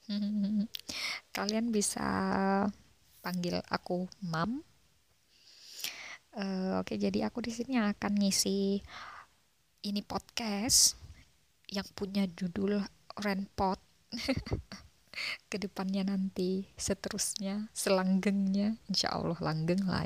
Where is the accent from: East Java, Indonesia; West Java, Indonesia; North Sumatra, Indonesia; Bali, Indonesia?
East Java, Indonesia; jadi aku mam um, aku dari Jawa Timur sebuah daerah di Jawa Timur sana